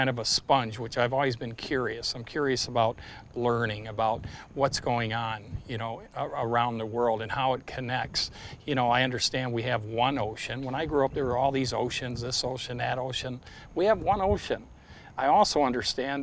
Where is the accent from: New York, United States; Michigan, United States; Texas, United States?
Michigan, United States; Detroit; moved away; I grew up in Detroit. My parents are auto workers